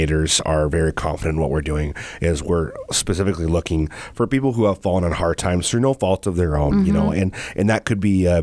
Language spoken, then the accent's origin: English; Cross Lake, Minnesota, United States; I grew up in the Cross Lake area